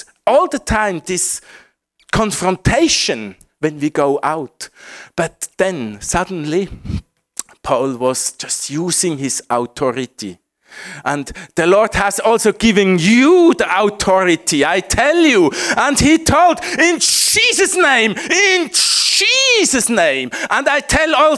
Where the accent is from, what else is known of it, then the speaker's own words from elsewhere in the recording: Switzerland; English is a second language; my home country, Switzerland.